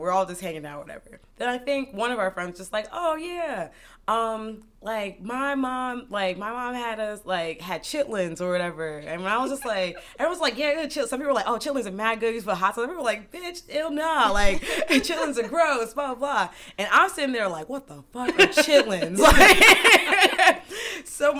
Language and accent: English; New Rochelle, New York, United States; grew up in New Rochelle